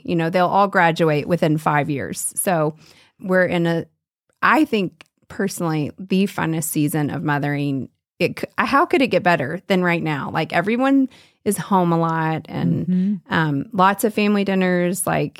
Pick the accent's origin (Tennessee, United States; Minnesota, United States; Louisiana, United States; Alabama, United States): Tennessee, United States; Nashville; Well, I'm from Nashville, Tennessee, so you and I share some southern roots